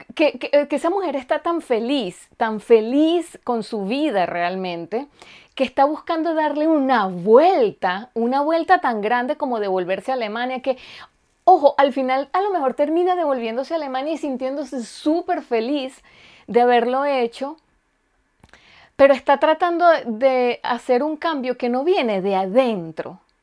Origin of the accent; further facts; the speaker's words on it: Venezuela; also born or lived in Germany; now in Finland; yo soy venezolana